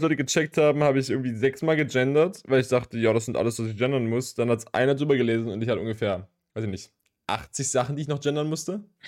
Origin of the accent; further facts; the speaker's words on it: Leipzig, Saxony, Germany; von uns als Leipziger